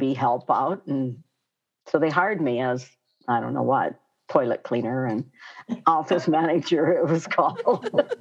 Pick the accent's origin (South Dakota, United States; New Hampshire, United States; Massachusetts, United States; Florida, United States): South Dakota, United States; Pine Ridge; also born or lived in Hot Springs, South Dakota; I'm from Pine Ridge here and, you know, went to a Catholic school till I was on Pine Ridge here, Our Lady of Lourdes, until I was in the seventh grade. And then we moved to Hot Springs